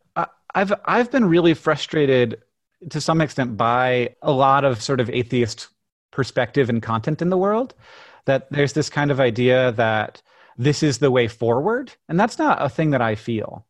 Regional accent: Orlando, Florida, United States; also born or lived in Birmingham, Alabama; I was born in Birmingham, and then I grew up in Orlando, Florida.

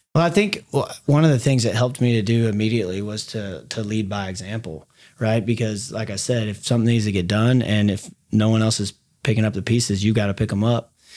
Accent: Dallas, Texas, United States; also born or lived in DeSoto, Texas / Mesquite, Texas; I grew up here in Dallas. Younger years were into Soto and then moved out to Mesquite, went to Mesquite Poteet High School.

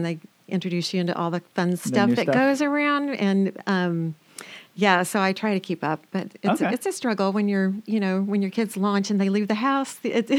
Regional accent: Alabama, United States; I was born and raised in Alabama. Yeah. Oh, and my accent will come back when I fly over the Mason-Dixon line.

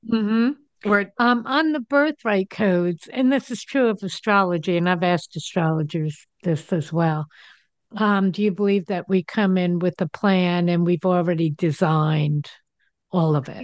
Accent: New Jersey, United States; now in Denver, United States; I live in Denver. I grew up in New Jersey.

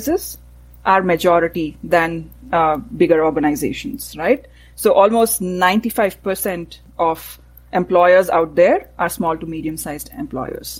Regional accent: Bangalore, Karnataka, India; moved away as an adult; now in Canada; I grew up in Bangalore, it was a small town, city, and the weather was perfect

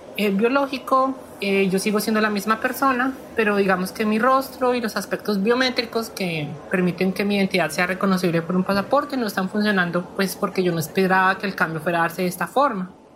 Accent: Bogotá, Colombia; moved away as an adult; now in New Zealand; Yo crecí y pues yo viví toda mi infancia en Kennedy

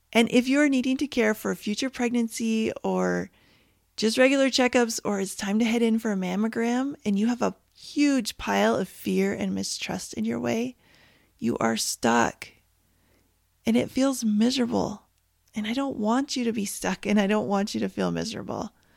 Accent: Canada; now in United States; I am Canadian

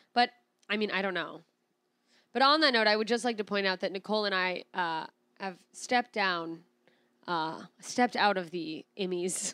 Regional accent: Alaska, United States; accent: Alaskan; moved away; my Alaskan accent

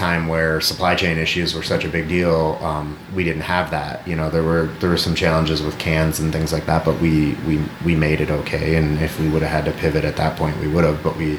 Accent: Illinois, United States; also born or lived in Fort Collins, Colorado; now in Eagle, Idaho, United States; when we were growing up in Illinois

